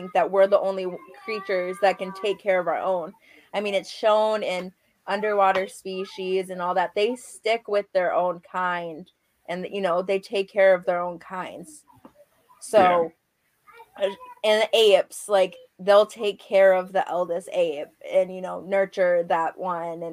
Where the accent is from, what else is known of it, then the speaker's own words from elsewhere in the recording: Upper Peninsula of Michigan, United States; I'm from the Upper Peninsula of Michigan